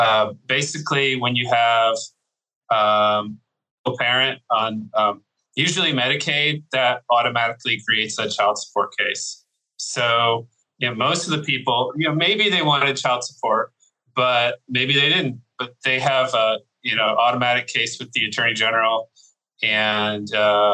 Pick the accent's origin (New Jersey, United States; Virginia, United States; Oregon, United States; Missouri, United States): Virginia, United States; moved away as an adult; also born or lived in Houston, Texas; now in Texas, United States; Originally, I'm from Virginia